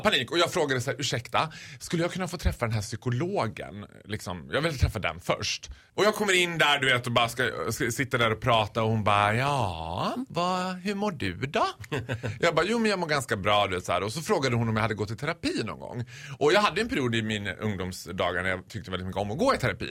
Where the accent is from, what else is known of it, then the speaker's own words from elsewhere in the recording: Borlänge, Dalarna County, Sweden; jag är ju född och uppvuxen i Borlänge